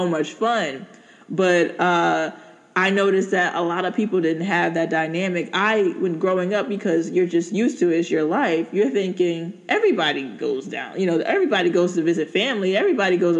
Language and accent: English; Newark, New Jersey, United States; also born or lived in Cross, South Carolina / South Orange, New Jersey; I grew up in Newark, New Jersey, in South Orange, you know, that area.